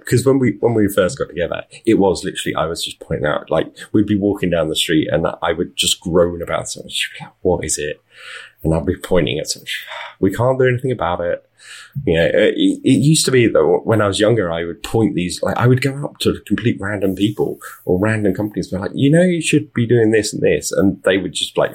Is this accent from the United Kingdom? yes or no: yes; United Kingdom; accent: British; moved away as an adult; now in Las Vegas, United States; I am British. You can tell from my accent, but my wife and I moved to Las Vegas.